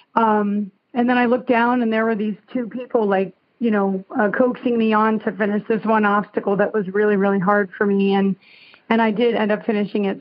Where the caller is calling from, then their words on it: Summit, New Jersey, United States; also born or lived in California; I am calling from Summit, New Jersey